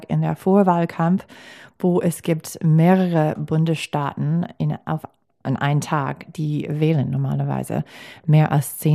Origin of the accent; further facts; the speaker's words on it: Milwaukee, Wisconsin, United States; German is a second language; in meiner Heimatstadt